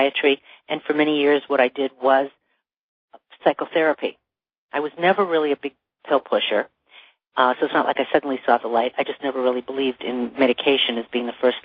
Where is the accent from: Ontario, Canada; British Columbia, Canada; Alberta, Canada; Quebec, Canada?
Ontario, Canada; Toronto; now in Los Angeles, United States; I grew up in Toronto.